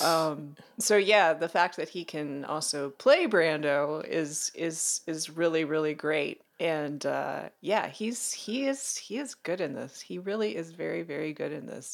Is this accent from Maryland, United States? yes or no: yes; Maryland, United States; I grew up in Maryland. I grew up in a rural part of Maryland